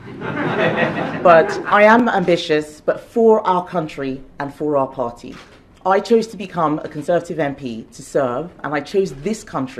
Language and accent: English; Nigeria; now in United Kingdom; I grew up in Nigeria